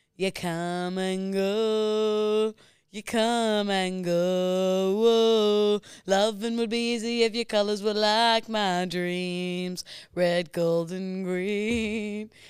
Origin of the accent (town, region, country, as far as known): New Zealand; accent: Kiwi